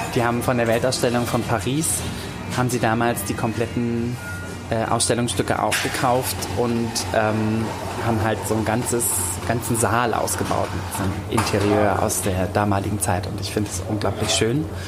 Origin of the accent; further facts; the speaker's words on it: Hamburg, Germany; moved away; also born or lived in Nuremberg; Also ich bin äh, in Hamburg geboren, meine Familie kommt teilweise aus Lübeck und äh, wir haben aber immer in Hamburg gewohnt